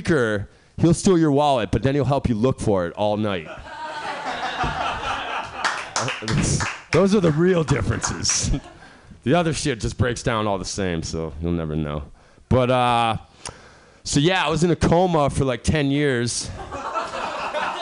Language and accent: English; Massachusetts, United States; moved away as an adult; now in California, United States; I'm from Massachusetts. I'm a masshole to start off. I've been out here in California for 2 years.